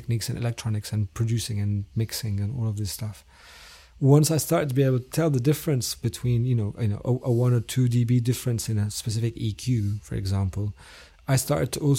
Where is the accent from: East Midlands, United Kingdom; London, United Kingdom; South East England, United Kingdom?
London, United Kingdom; also born or lived in Damascus, Syria; I was born in Damascus, but I grew up in London from the age of 9.